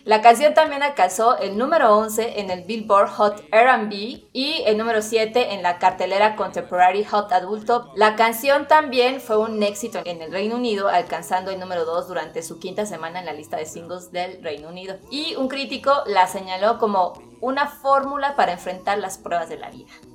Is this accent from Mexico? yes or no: yes; Mexico City, Mexico; somos los de la CDMX